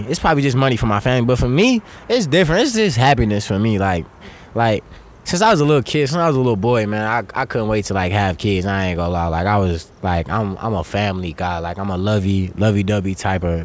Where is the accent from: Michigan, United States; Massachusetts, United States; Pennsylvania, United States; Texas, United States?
Texas, United States; Beaumont; I'm originally from Beaumont